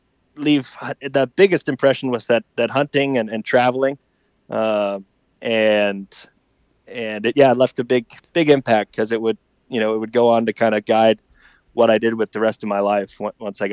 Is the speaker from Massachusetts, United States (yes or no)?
no; Alaska, United States; moved away as an adult; also born or lived in Virginia / Germany; now in Austria; I was born and raised in Alaska. A military family.